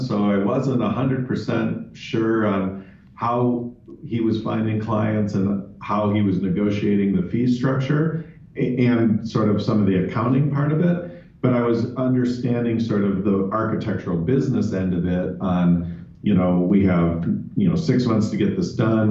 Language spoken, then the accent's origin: English; Chicago, Illinois, United States; moved away as an adult; also born or lived in Rome / London; now in Phoenix, United States; I was born and raised in Chicago